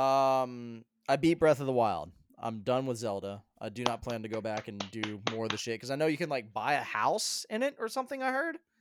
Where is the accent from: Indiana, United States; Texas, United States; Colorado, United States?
Colorado, United States; moved away; I grew up in Colorado